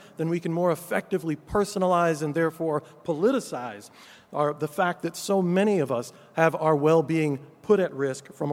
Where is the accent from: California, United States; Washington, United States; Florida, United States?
California, United States; my home state of California